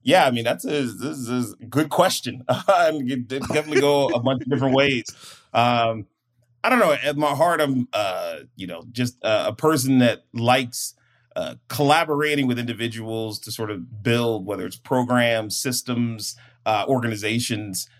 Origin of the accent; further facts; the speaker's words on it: Prince George's County, Maryland, United States; moved away as an adult; now in San Diego, United States; I'm from Maryland and PG County